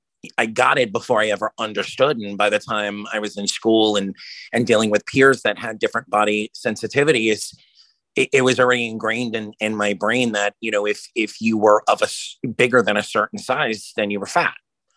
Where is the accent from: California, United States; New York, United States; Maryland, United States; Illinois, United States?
New York, United States; especially growing up in New York